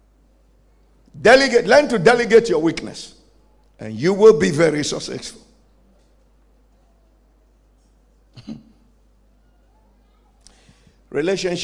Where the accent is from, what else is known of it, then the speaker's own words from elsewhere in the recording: Ghana; I'm also a Ghanaian